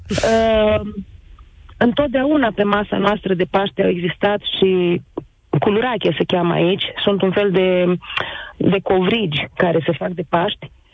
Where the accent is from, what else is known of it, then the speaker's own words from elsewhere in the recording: Botoșani, Botoșani County, Romania; accent: Moldavian; first language Romanian; moved away as an adult; now in Greece; Eu sunt din Botoșani. Noi avem uh, limba Moldovei foarte bine imprimată